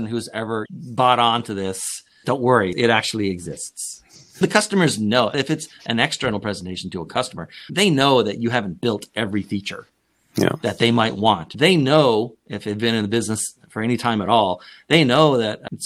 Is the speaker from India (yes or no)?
no; Canada; moved away; I'm originally from Canada